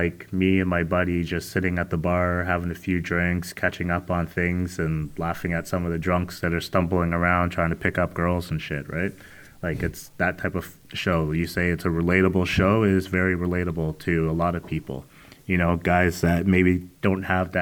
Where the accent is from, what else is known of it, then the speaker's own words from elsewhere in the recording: Canada; on behalf of myself, Drake, and all the other Canadians that listen to this show